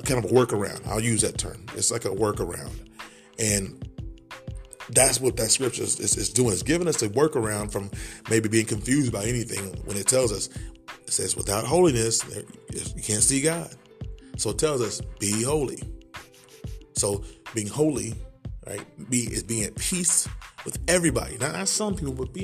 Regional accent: Oklahoma, United States; also born or lived in Greenville, Mississippi; That's where I was born, in Greenville, Mississippi. Raised in Oklahoma.

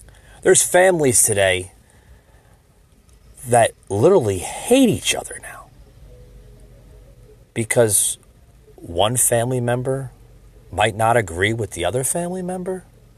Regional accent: United States; my beliefs and my values as an American citizen

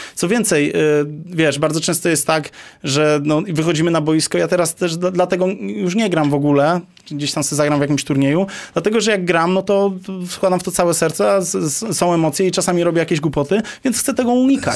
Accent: Lesser Poland, Poland; ja jestem z Małopolski.

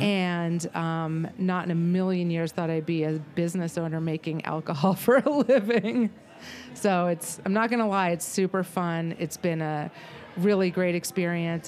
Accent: Vermont, United States; my heritage, which I'm from Vermont

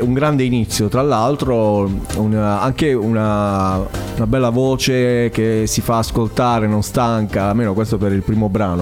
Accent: Altamura, Apulia, Italy; Per me che vengo da Altamura

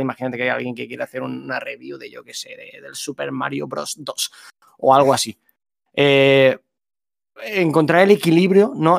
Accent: Alicante, Valencian Community, Spain; Nosotros somos de Alicante los dos.

